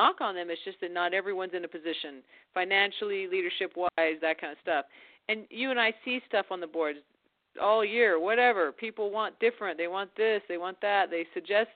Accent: Arizona, United States; I grew up in Arizona

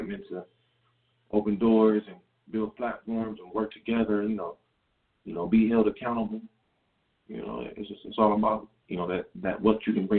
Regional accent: Compton, California, United States; when I was growing up in Compton, when I came back to Compton

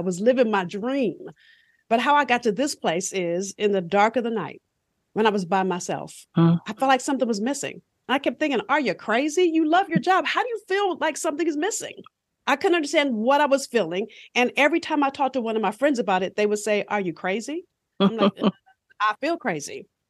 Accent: Los Angeles, California, United States; I'm from South Central LA. So if you've seen Boys in the Hood, I grew up probably about 10 blocks from where they filmed

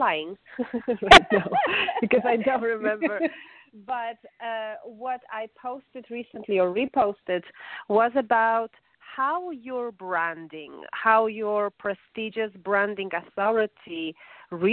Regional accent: Warsaw, Masovian Voivodeship, Poland; English is a second language; moved away as an adult; now in United States; my mom is a professor of medicine and also a vice president of education in my city, in Warsaw, Polish capital

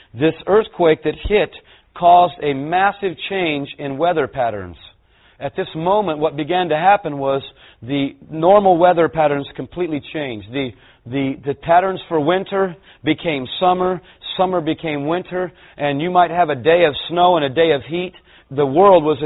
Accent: California, United States; I'm a Californian

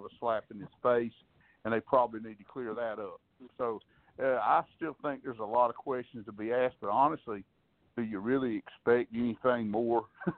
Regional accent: South Carolina, United States; I grew up in South Carolina.

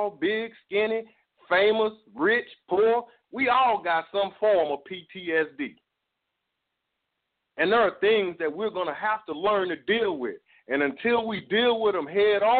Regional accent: Dallas, Texas, United States; I'm from Dallas, Texas

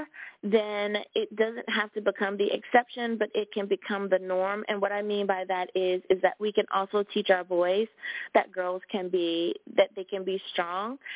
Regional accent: United States; my home country, the good old U.S.

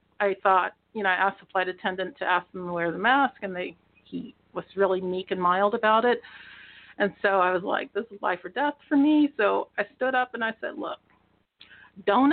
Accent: Wichita, Kansas, United States; moved away as an adult; also born or lived in Oklahoma; I grew up in Wichita, and I did graduate from school, high school in Wichita, and then I went on to KU

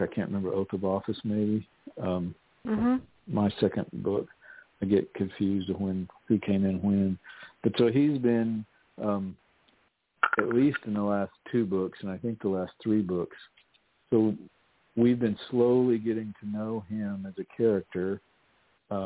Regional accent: Texas, United States; moved away; I'm from Texas originally

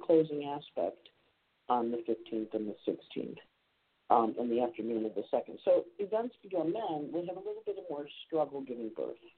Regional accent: Rochester, New York, United States; I spent a lot of time there as a kid when I was uh, growing up in Rochester

